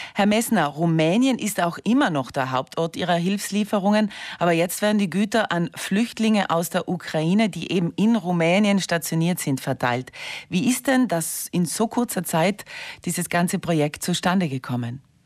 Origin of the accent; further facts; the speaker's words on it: South Tyrol, Trentino-Alto Adige, Italy; bei uns in Südtirol, wo es uns gut geht